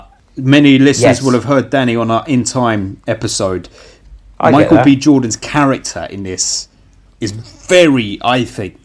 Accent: United Kingdom; as a British person

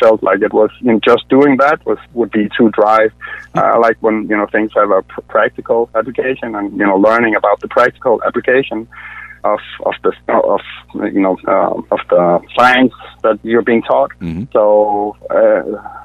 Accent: Denmark; moved away as an adult; now in Atlanta, United States; I'm originally from Denmark. That's where I was born. But came to the U.S. in 2010.

